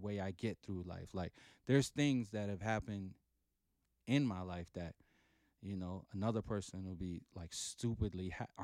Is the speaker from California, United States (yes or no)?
no; New York City, New York, United States; also born or lived in Panama; I've lived in Brooklyn 51 and a half years